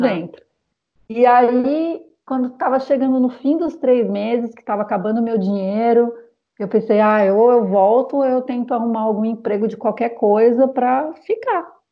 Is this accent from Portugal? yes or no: no; São Paulo, Brazil; moved away as an adult; now in Paris, France; eu sou paulistana